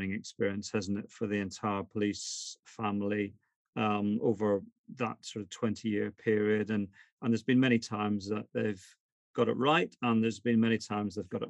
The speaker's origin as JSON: {"language": "English", "region": "Northern Ireland", "country": "United Kingdom", "said": "So why are you asking me, just because I'm from Northern Ireland"}